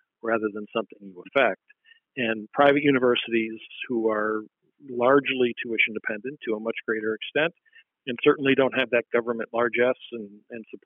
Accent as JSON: {"language": "English", "region": "Iowa", "country": "United States", "tie": "born or raised there", "moved": "yes", "lives_now": "Oregon, United States", "said": "I grew up in Iowa, and neither of my parents even went to high school"}